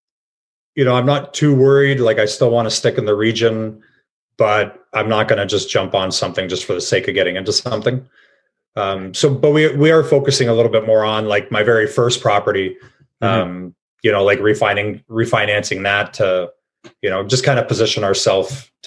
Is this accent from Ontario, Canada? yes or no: yes; Cambridge, Ontario, Canada; I'm from Cambridge